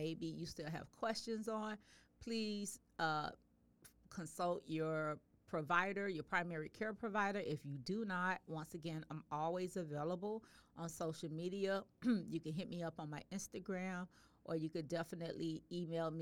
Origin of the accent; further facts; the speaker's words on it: the South, United States; I'm from the South. I grew up eating lima beans